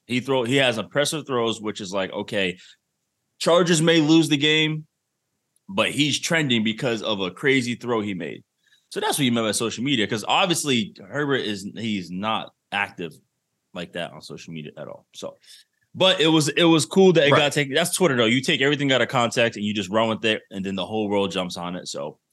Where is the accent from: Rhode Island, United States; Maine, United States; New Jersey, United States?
Rhode Island, United States; Providence; I grew up with this type of person. I grew up back in Providence. Everybody was there. Boricua.